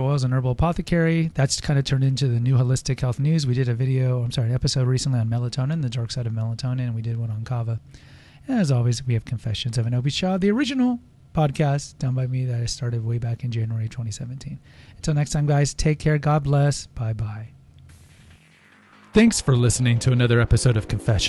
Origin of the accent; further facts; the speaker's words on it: United States; We're American